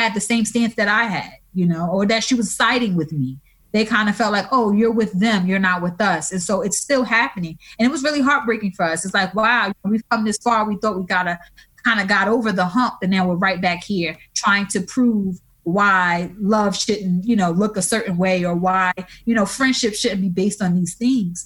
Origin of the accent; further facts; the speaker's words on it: New Orleans, Louisiana, United States; So I'm originally from New Orleans, born and raised there.